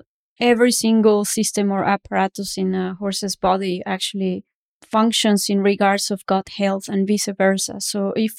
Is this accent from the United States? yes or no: no; Mexico City, Mexico; now in Canada; I am from Mexico City